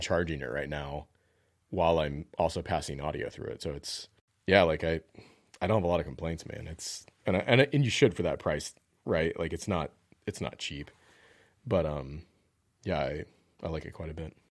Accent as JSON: {"language": "English", "region": "the South", "country": "United States", "tie": "born or raised there", "said": "I grew up in the South"}